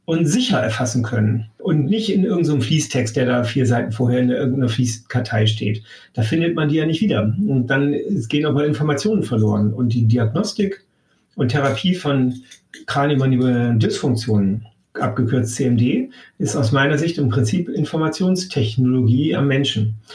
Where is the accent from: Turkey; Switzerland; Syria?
Syria; Damascus, Damascus Governorate; born there; Ja, äh, und ich bin in Damaskus geboren. Also wir sind da sehr unter, international